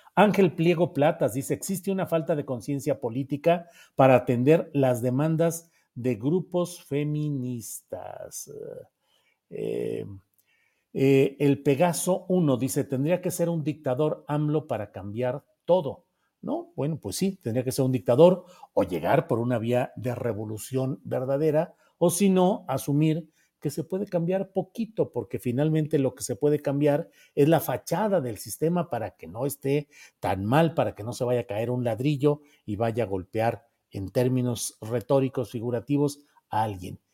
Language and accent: Spanish; Mexico; como mexicanos